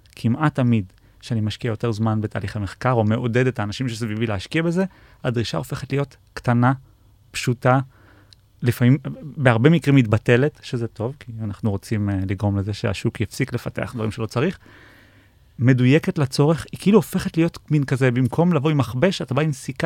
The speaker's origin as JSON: {"language": "Hebrew", "country": "Israel", "said": "בתור uh, ישראלים"}